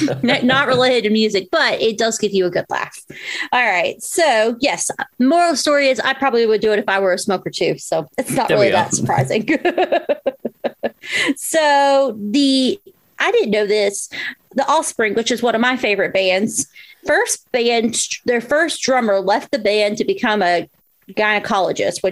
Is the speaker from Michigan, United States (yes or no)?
no; Southwest Virginia, United States; also born or lived in Florida; since I do live in Southwest Virginia, and I was born in Florida, but I generally grew up in this area